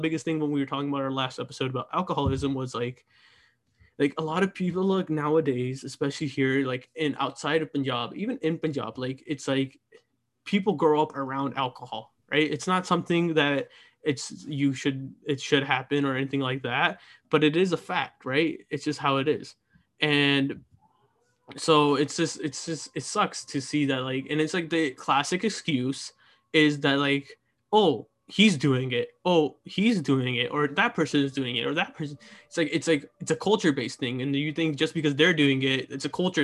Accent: United States; being part of the generation that has to grow up here in America

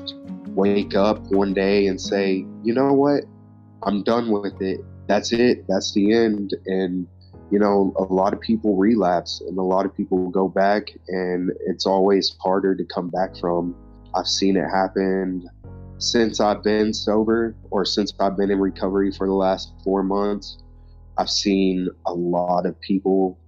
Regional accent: Big Spring, Texas, United States; One of the girls that I grew up in Big Spring

